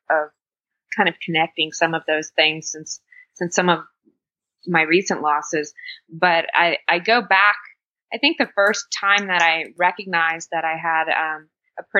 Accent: Miami, Florida, United States; also born or lived in Fort Lauderdale; I was born and raised in Miami and kind of the suburbs of Fort Lauderdale

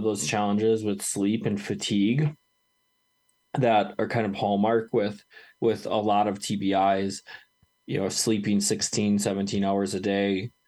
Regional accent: Wisconsin, United States; now in Colorado, United States; my home state of Wisconsin

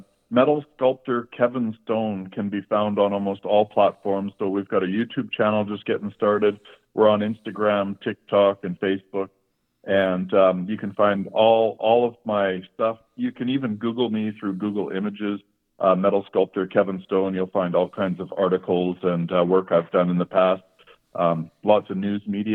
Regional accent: Canada; moved away as an adult; now in Las Vegas, United States; I am a metal sculptor originally from Canada

